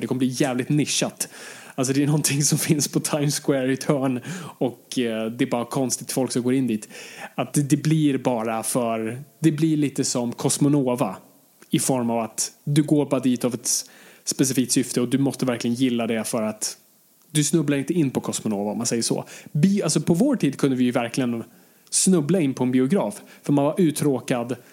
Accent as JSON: {"language": "Swedish", "country": "Sweden", "said": "jag är fortfarande svensk"}